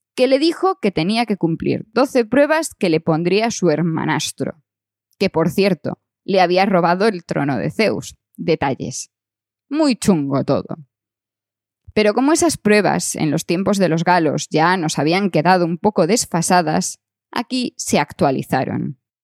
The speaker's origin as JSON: {"language": "Spanish", "region": "Galicia", "country": "Spain", "tie": "born or raised there", "said": "mi principal recuerdo de las Navidades de mi infancia es ver las 12 pruebas de Asterix en la televisión de Galicia"}